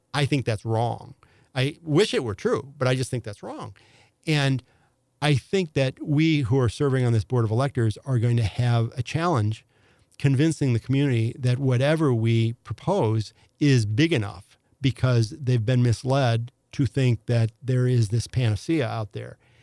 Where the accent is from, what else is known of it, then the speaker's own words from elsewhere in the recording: Affton, Missouri, United States; also born or lived in St. Louis (The Hill); I was raised in Afton by parents who left the city when I was about five.